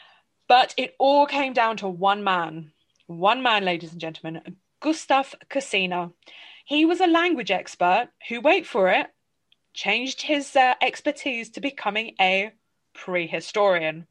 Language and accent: English; England, United Kingdom; I growing up in England with a family Polish heritage